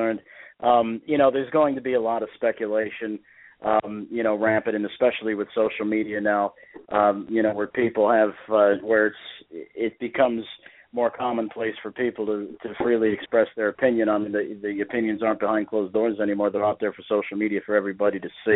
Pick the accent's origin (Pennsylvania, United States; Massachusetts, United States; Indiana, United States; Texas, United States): Indiana, United States; that's where I'm from. I'm from Indiana